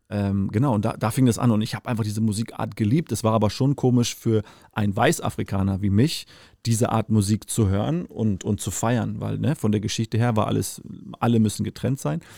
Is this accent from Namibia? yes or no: yes; Namibia; now in Germany; bin ich aufgewachsen, in Namibia geboren